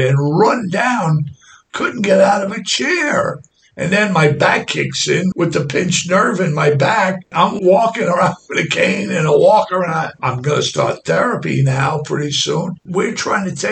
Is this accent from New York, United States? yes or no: yes; New York City, New York, United States; I come from Brooklyn, New York